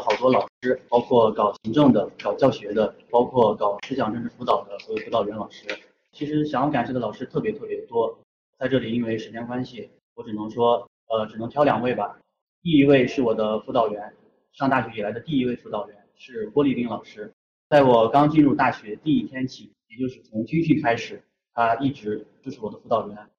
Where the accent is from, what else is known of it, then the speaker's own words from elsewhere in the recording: Xiaoyi, Shanxi, China; 我的家乡在山西邵阳，我的家乡是一个资源枯竭型城市